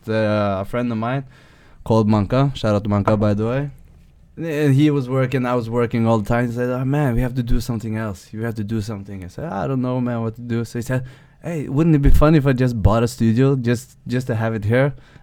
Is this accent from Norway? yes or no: yes; Skien, Telemark, Norway; English is a second language; now in Oslo, Norway; We're from Shen. We're from a place called Gulset.